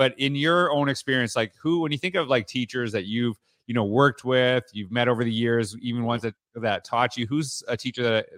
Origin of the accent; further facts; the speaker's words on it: Canada; I'm from Canada, so I'm a … guy, right?